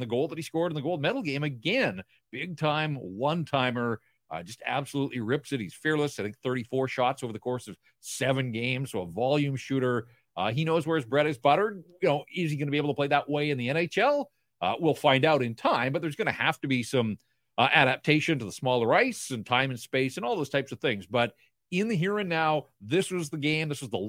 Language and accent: English; Canada; I am still a Canadian through and through.